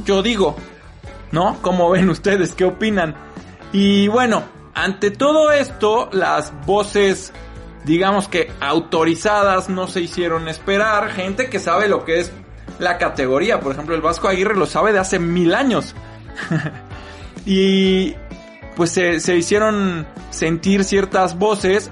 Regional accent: Mexico

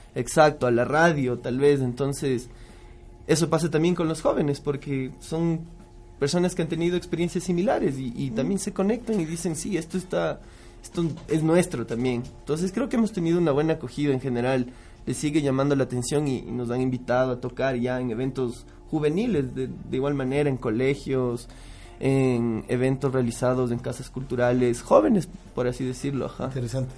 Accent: Ecuador; los tres somos ecuatorianos

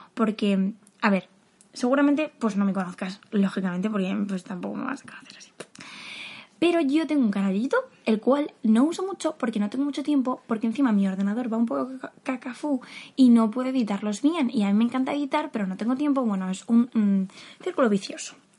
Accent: Madrid, Community of Madrid, Spain; soy de Madrid

